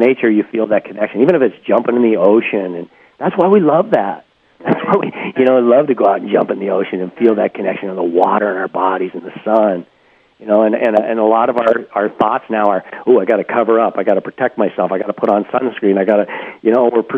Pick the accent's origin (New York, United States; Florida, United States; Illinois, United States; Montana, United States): Montana, United States; I grew up in Montana.